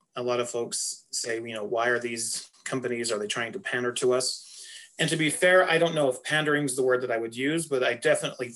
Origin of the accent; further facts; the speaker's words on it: Salt Lake City, Utah, United States; moved away; young teenage boy walking through any store or down the streets of Salt Lake City growing up